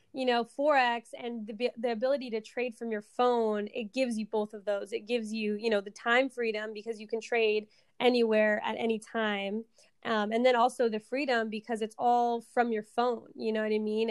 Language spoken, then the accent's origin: English; Seattle, Washington, United States; I am from Seattle, Washington, born and raised here.